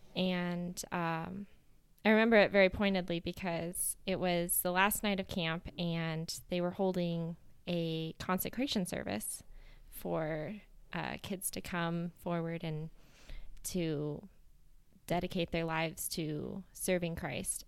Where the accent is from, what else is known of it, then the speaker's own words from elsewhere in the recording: Inman, Kansas, United States; moved away as an adult; now in Ghana; I grew up in Kansas in a town called Inman, a small town, uh, in between two other larger towns